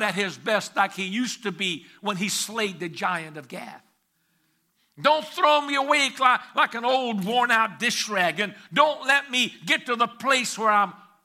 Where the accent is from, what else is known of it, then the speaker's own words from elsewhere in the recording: Hungary; moved away; I was born in Hungary, the nation of Hungary